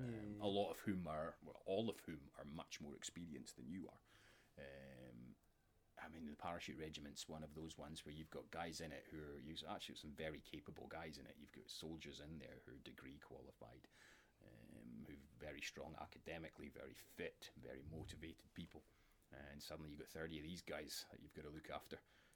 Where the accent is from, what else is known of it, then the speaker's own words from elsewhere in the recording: Dingwall, Scotland, United Kingdom; also born or lived in Aberdeen; originally I'm from Dingwall. I was born and brought up in Dingwall. I went to Dingwall Academy